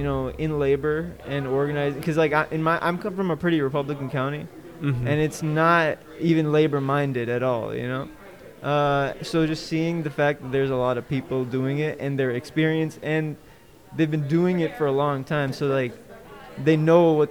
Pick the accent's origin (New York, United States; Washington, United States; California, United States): California, United States; Inland Empire; I'm from the Inland Empire